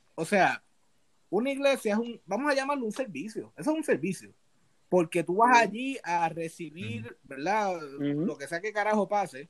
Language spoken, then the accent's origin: Spanish; Puerto Rico; yo nací en Puerto Rico, o sea, yo soy puertorriqueño